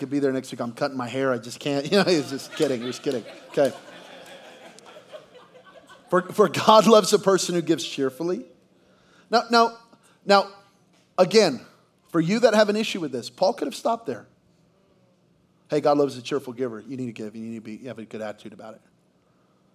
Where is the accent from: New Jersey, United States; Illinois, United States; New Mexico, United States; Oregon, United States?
New Mexico, United States; Belen; moved away; we're from Belen, New Mexico, population 1,700, where I didn't even know the Philippines was a country.